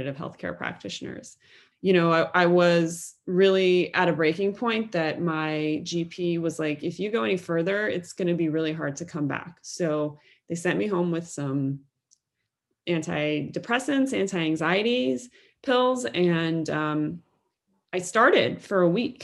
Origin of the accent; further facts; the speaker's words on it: Cincinnati, Ohio, United States; growing up in Cincinnati, Ohio, the Midwest of the United States in the 1990s.